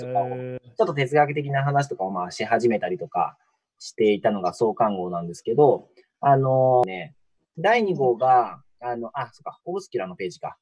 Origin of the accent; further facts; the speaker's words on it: Shizuoka, Japan; moved away as an adult; also born or lived in Ibaraki; now in Matsumoto, Japan; 僕、なので静岡で生まれ育って、大学が茨城県で、うん、で、その後就職の関係で松本に来てるんで